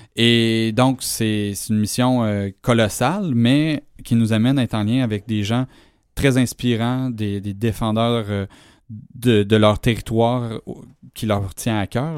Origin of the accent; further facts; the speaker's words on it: Amos, Quebec, Canada; j'ai grandi à Amos